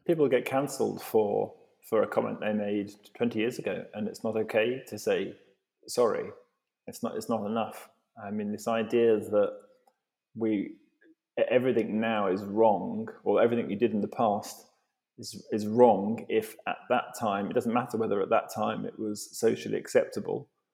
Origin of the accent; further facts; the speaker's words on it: Devon, South West England, United Kingdom; I grew up in in Devon